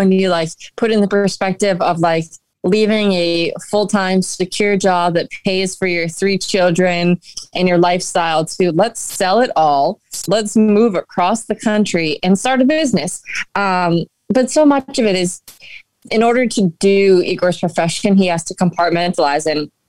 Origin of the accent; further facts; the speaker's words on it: New England, United States; New England. We yeah. moved a lot